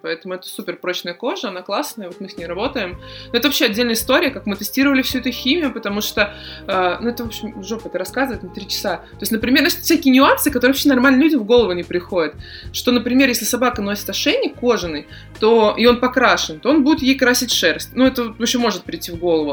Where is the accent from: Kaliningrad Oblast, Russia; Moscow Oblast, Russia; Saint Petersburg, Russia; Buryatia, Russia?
Saint Petersburg, Russia; я из Питера